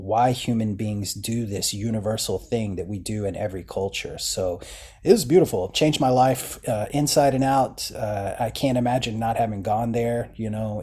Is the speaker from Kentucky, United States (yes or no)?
yes; eastern Kentucky, United States; moved away; I grew up in Appalachian Kentucky, uh, s, eastern Kentucky